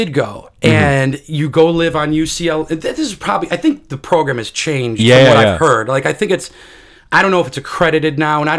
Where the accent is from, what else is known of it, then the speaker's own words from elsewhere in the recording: Texas, United States; You know, I'm from Texas.